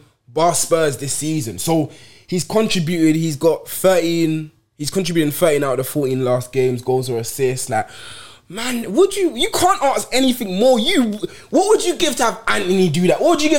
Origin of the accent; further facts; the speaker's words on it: Kirkby, North West England, United Kingdom; I grew up in Merseyside.